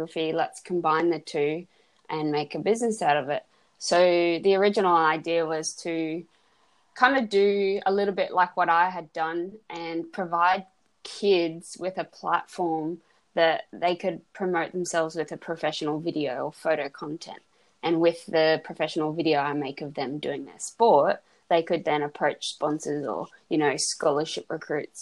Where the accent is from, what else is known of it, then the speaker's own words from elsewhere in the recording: Australia; moved away as an adult; also born or lived in Savannah, Georgia, United States; I'm from Australia